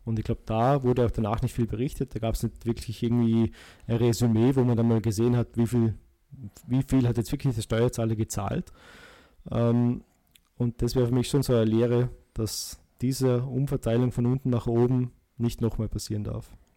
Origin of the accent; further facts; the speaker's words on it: Austria; bei uns in Österreich